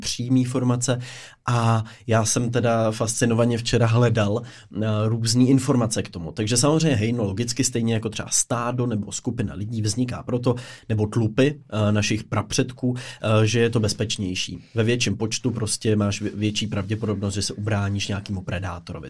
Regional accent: Pardubice, Pardubice Region, Czechia; jako Pardubák

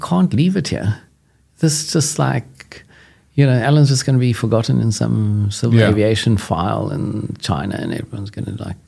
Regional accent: South Africa; being cocky South African

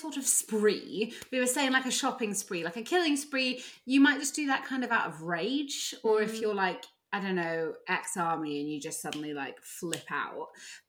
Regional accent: England, United Kingdom; born there; I was born in England, everyone, so I really can't talk.

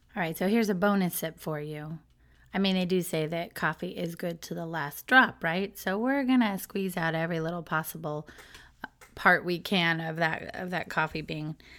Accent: Southern California, United States; moved away as an adult; now in Florida, United States; I was brought up in Southern California

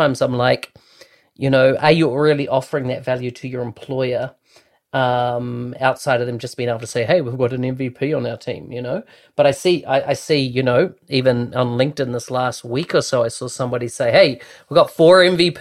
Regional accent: New Zealand; born or raised there

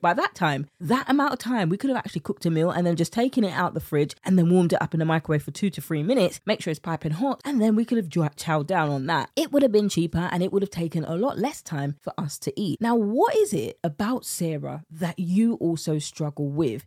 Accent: United Kingdom; accent: British; my British accent

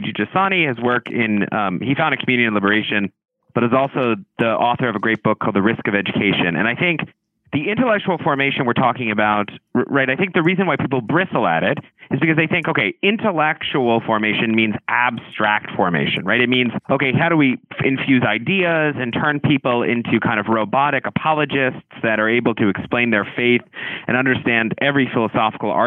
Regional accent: the South, United States; I grew up in the South

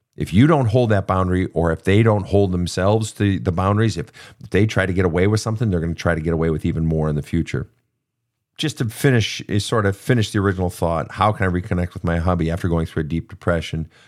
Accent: Minnesota, United States; my home state of Minnesota

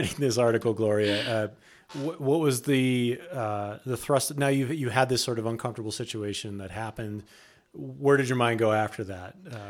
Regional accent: New York City, New York, United States; I don't know if you know this, but I grew up in New York City.

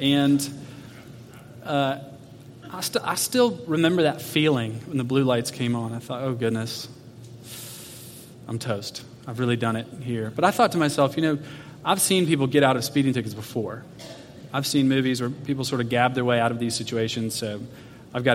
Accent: Atlanta, Georgia, United States; I grew up in Atlanta, so we drove from Atlanta, Georgia, out to Arizona

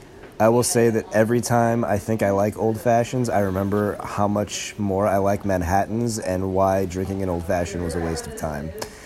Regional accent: South Bend, Indiana, United States; my hometown of South Bend, Indiana

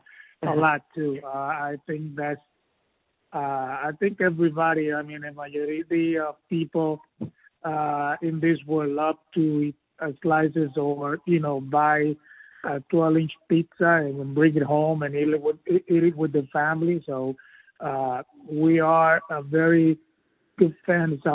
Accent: Puerto Rico; I'm from Puerto Rico

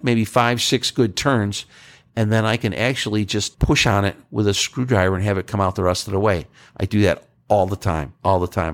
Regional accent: Northeast, United States; I'm from the Northeast

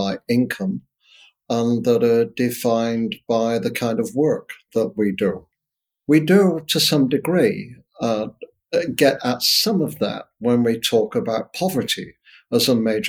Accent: Northern Britain, the north of England, United Kingdom; my own experience, white, a working class, Northern, British, which is very different from Southern British, by the way, 1960s, growing up in that environment.

